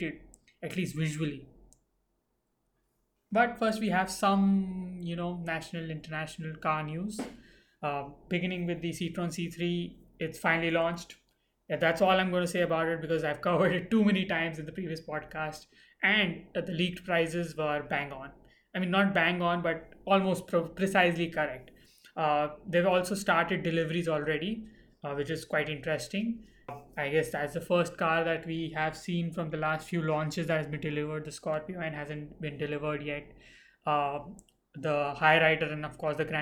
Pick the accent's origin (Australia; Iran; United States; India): India; Mumbai, Maharashtra; I was brought up in Mumbai